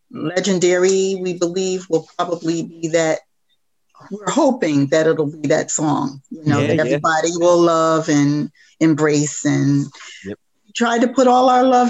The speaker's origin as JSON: {"language": "English", "town": "Albany", "region": "New York", "country": "United States", "tie": "born or raised there", "also_born_or_lived": "Philadelphia, Pennsylvania", "moved": "yes", "said": "Albany, the capital of New York State. It's my hometown"}